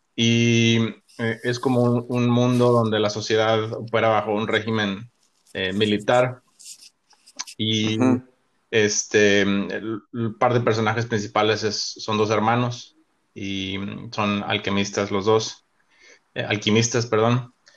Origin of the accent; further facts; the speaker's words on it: Cabo San Lucas, Baja California Sur, Mexico; moved away as an adult; also born or lived in Monterrey, Mexico; now in Chicago, United States; Soy originario de Cabo San Lucas, México